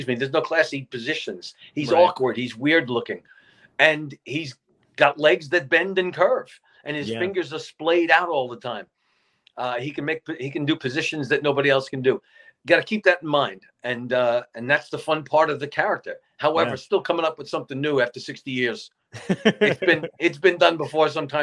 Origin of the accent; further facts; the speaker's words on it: New York, United States; I'm a New Yorker I'm an Italian guy from New York.